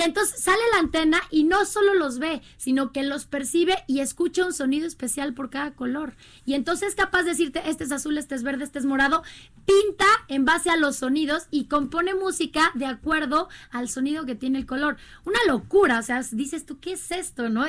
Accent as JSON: {"language": "Spanish", "region": "Querétaro", "country": "Mexico", "said": "yo soy queretana"}